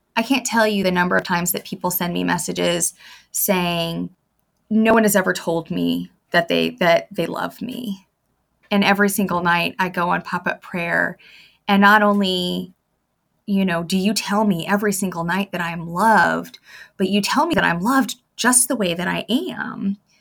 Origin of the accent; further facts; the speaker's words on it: Arizona, United States; now in St. Petersburg, United States; I'm from Arizona and we don't get hurricanes in, in, in landlocked states